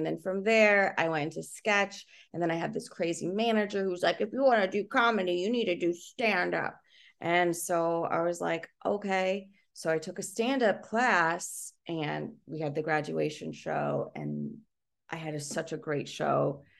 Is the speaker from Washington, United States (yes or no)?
no; Indiana, United States; I'm originally from Indiana.